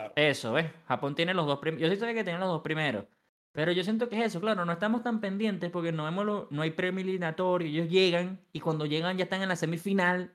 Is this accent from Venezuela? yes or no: yes; Venezuela; Somos todos venezolanos